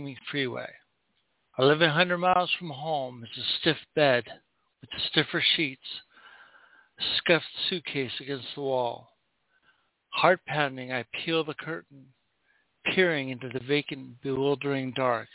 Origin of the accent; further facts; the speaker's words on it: Southern California, United States; also born or lived in Oregon; I grew up in Southern California, but every summer, the whole summer, I would go up to Oregon and stay with my grandparents